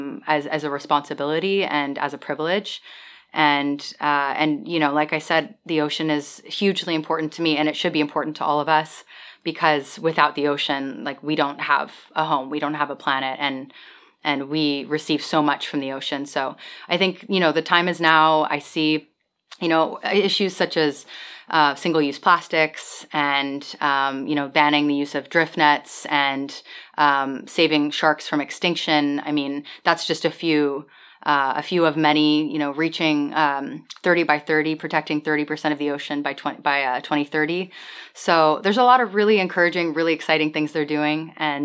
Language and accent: English; Bermuda; location of Bermuda is just really fascinating when you consider that we're so close to the States, but we're a British colony, but we're often considered part of the Caribbean just because of, you know, how tropical we are